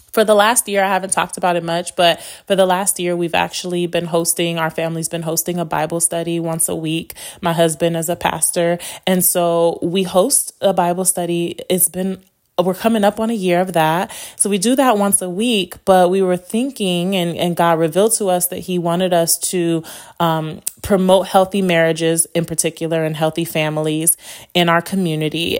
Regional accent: Las Vegas, Nevada, United States; also born or lived in Chicago, Illinois; My family moved to Las Vegas when I was eight. And so, um, I've been here since

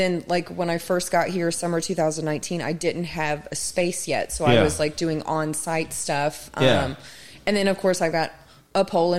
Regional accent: Las Vegas, Nevada, United States; They're just it's interesting because I come from Vegas

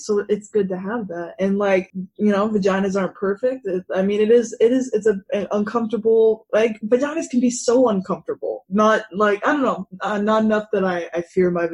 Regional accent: Anchorage, Alaska, United States; moved away as an adult; now in Houston, United States; I'm born and bred in Alaska

